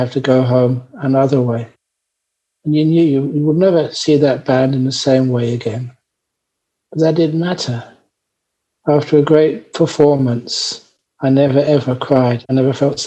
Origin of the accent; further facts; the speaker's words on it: London, United Kingdom; moved away; as a young man growing up in London, I went to so many wonderful concerts